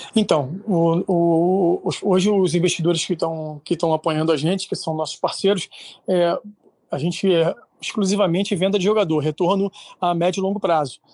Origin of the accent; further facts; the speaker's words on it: Rio de Janeiro, Brazil; moved away as an adult; now in Santo Antônio de Pádua, Brazil; eu sou do Rio de Janeiro, hoje estou morando em Pado